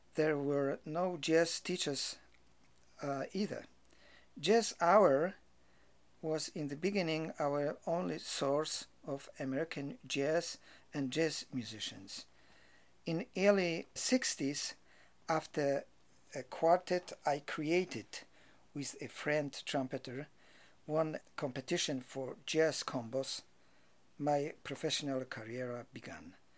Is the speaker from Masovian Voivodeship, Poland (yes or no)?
no; Rybnik, Silesian Voivodeship, Poland; moved away as an adult; also born or lived in Czech side of Polish-Czechoslovakian border / Katowice / Krakow; now in New York, United States; I was born on the Czech side of Polish-Czechoslovakian border during German occupation of Europe of Polish parents, who after the Second World War returned to Poland